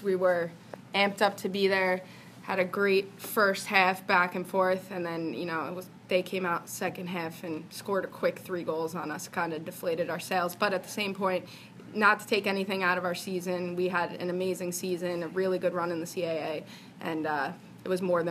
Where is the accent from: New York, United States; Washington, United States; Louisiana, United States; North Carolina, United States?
New York, United States; Merrick; I am from Merrick.